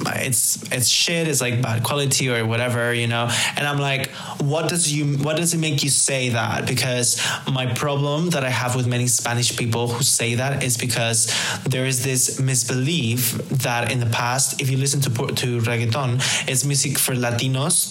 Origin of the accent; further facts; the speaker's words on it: Madrid, Community of Madrid, Spain; Madrid is a magical place, really. I mean, obviously, it's my hometown